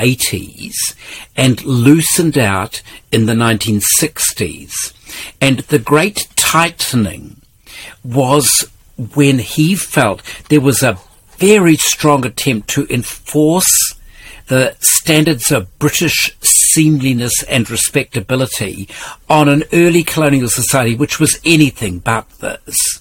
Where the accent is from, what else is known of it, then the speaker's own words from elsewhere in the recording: Karamea, West Coast, New Zealand; where I grew up in Karamea